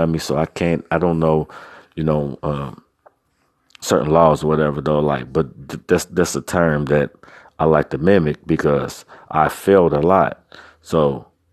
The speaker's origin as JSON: {"language": "English", "town": "Cincinnati", "region": "Ohio", "country": "United States", "tie": "born or raised there", "said": "I'm from Cincinnati, Ohio"}